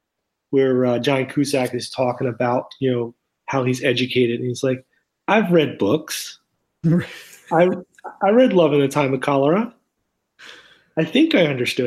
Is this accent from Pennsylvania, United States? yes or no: yes; outside of Philadelphia, Pennsylvania, United States; as a kid and growing up outside of Philadelphia, we went to the Horsham Bookworm